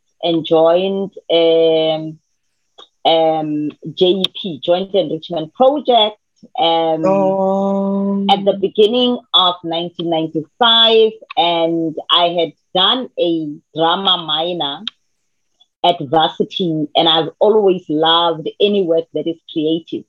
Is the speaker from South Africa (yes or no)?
yes; South Africa; I come from Manzville, and my definition of myself is a girl from Manzville